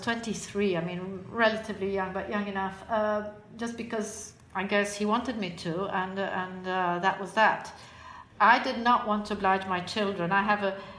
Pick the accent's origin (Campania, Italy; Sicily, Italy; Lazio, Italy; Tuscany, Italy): Tuscany, Italy; Florence; I'm Italian, probably because I come from Florence